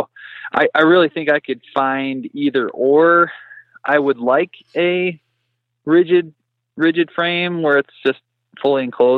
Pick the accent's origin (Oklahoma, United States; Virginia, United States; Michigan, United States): Michigan, United States; moved away as an adult; now in Colorado, United States; I'm originally from Michigan. And so I moved out to Colorado about a year and a half ago.